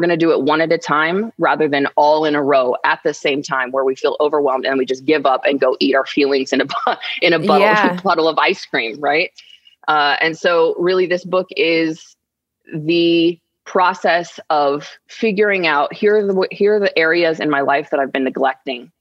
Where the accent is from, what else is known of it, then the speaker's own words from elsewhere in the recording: Arizona, United States; we're from Arizona